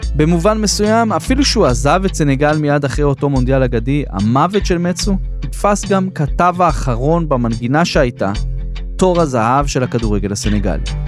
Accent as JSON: {"language": "Hebrew", "country": "Israel"}